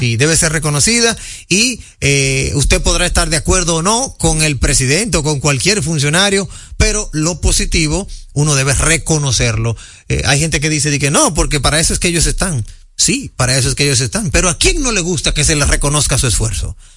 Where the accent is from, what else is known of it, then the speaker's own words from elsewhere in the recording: Dominican Republic; nosotros los dominicanos